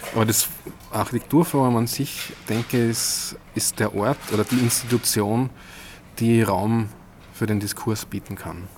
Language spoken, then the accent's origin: German; Weilbach, Upper Austria, Austria; Ich bin ähm, aufgewachsen in Weilbach. Das ist ein Dorf mit 600, äh, 700 Einwohnern. Am Inn? Äh, Im Innviertel, knapp am Inn, also wirklich am Rand von Oberösterreich